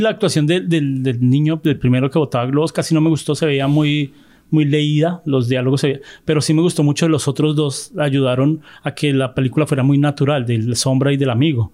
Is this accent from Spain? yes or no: no; Colombia; accent: colombiano no paisa; yo soy de Colombia, nosotros no usamos la palabra güero